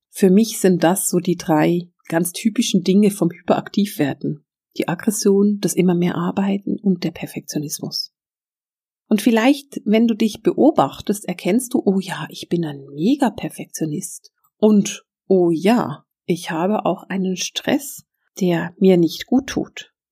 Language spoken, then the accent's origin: German; Switzerland; Ich will es bloß nochmal extra sagen, weil ich bin Schweizerin.